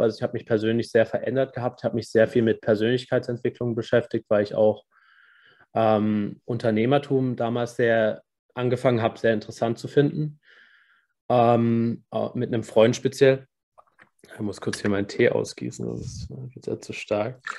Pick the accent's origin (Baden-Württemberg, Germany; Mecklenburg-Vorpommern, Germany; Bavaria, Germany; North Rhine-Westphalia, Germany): Baden-Württemberg, Germany; Karlsruhe; ich bin aus, aus Karlsruhe